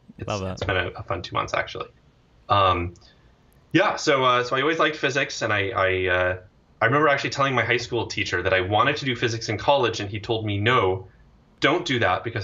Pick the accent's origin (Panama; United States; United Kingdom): United States; Portland, Oregon; moved away as an adult; also born or lived in Berkeley, California; I grew up in Portland, Oregon, which I'm here right now. Until about 2 months ago, I lived in Berkeley. But because of all the recent circumstances, I've moved back in with my parents. I didn't think I'd be doing that at 42